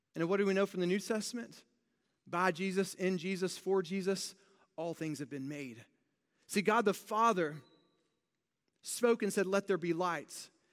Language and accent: English; United States; being very American